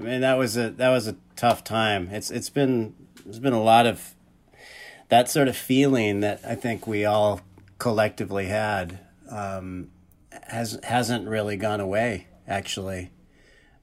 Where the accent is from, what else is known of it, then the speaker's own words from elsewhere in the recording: Irvine, California, United States; also born or lived in Bellflower, California; Well, I was born in Bellflower, California, which is not Orange County, but I grew up in Orange County